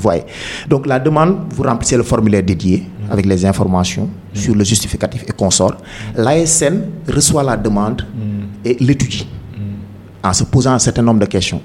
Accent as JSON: {"language": "French", "region": "Dakar", "country": "Senegal", "tie": "born or raised there", "also_born_or_lived": "Thiès", "said": "je suis né à Dakar, un certain 6 janvier."}